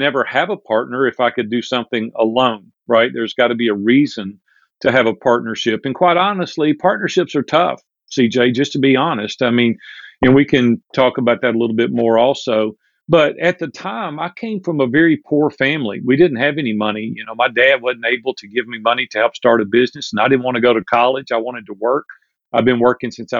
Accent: Nashville, Tennessee, United States; also born or lived in Hendersonville, Tennessee; I'm a native Nashvillian. We're multi-generations deep here in Nashville, Tennessee, and it's my hometown

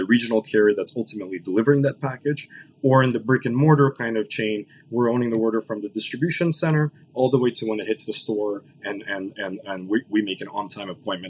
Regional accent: Los Angeles, California, United States; first language Russian; English is a second language; My parents moved over here in the early 90s to LA. I was born in 93. I grew up, you know, with Russian as my first language, you know, learned English in the ESL program

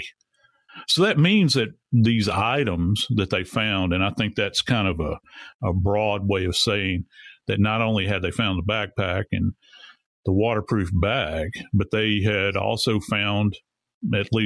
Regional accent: Louisiana, United States; I was born and raised in Louisiana. I've been around swamps my entire life

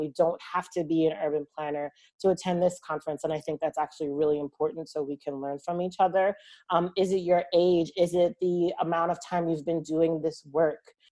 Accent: Long Island, New York, United States; I'm originally from Long Island and I'm from a town that's two towns over from where Robert Moses is from

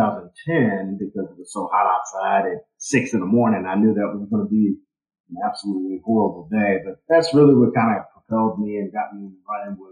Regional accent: Louisville, Kentucky, United States; moved away as an adult; now in Nashville, United States; Born and raised in Louisville, Kentucky, and got to Nashville because I went to Vanderbilt

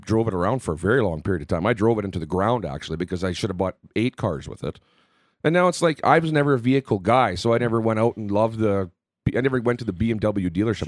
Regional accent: Southern Manitoba, Canada; growing up in Southern Manitoba

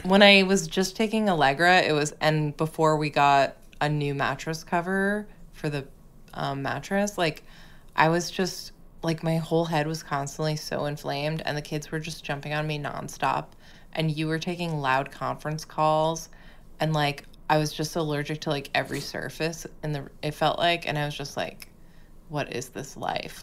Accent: Massachusetts, United States; moved away; my home state

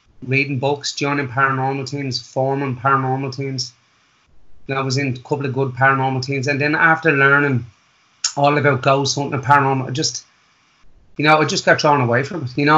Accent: Wicklow, County Wicklow, Ireland; moved away as an adult; I was raised in Wicklow Town

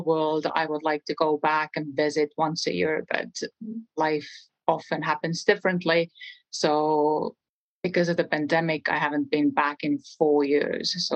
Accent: Estonia; English is a second language; moved away as an adult; now in New Mexico, United States; I am from a small country in Europe, Estonia

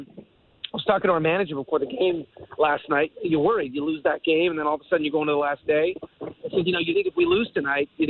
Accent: Montreal, Quebec, Canada; moved away; my experience growing up in Montreal

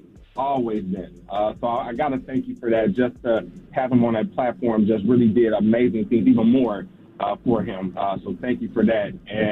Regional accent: Gary, Indiana, United States; You actually had one of my college friends that from hometown. I'm originally from Gary, Indiana.

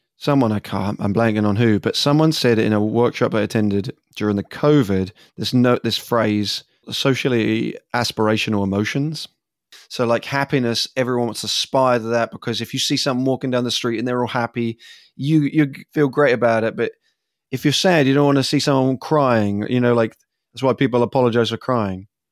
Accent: England, United Kingdom; moved away as an adult; now in United States; as an English person growing up

